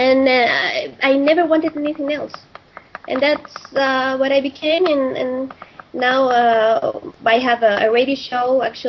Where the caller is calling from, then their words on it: Santiago, Santiago Metropolitan Region, Chile; Yeah, I'm greeting you. I'm saying hello from Santiago de Chile.